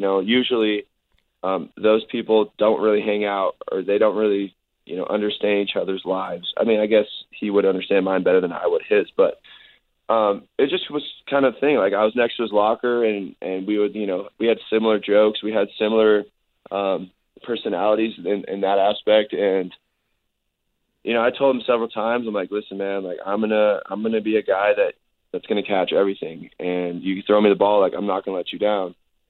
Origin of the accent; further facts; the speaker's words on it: Canada; also born or lived in Minnesota / California; I'm a Canadian, Minnesotan, Californian.